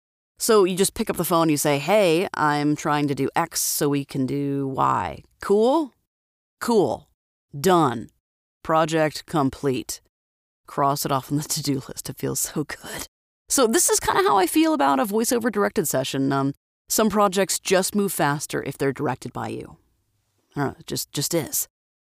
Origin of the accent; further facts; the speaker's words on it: Florida, United States; now in Idaho, United States; so I have a Florida phone number, which is where I'm from, born, raised, and but now I live in Idaho